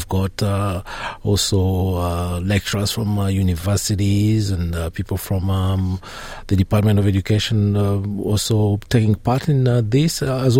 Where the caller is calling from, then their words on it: Melbourne, Victoria, Australia; also born or lived in Campbelltown, New South Wales; I'm calling from Melbourne